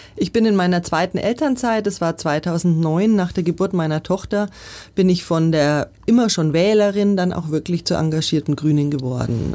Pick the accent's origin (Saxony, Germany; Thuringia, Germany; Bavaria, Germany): Bavaria, Germany; Nuremberg; moved away as an adult; now in Munich, Germany; Nürnberg, wo ich herkomme